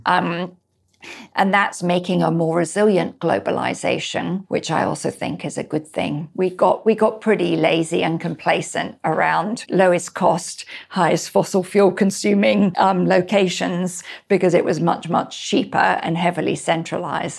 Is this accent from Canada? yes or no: no; Scotland, United Kingdom; also born or lived in Spain; now in United States; I'm Scottish